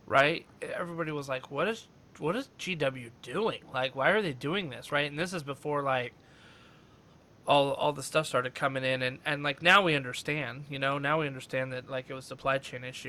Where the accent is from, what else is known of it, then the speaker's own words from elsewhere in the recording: Reno, Nevada, United States; I'm from, like I told you before, I'm from Reno